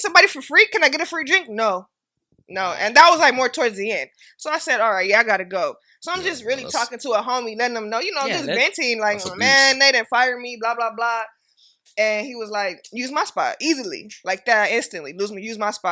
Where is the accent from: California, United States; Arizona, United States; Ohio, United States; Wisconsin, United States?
California, United States; Inglewood; I'm from Inglewood